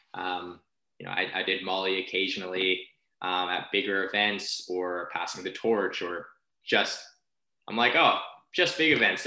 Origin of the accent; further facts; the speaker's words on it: Philippines; as a Filipino, like we sing karaoke like quite often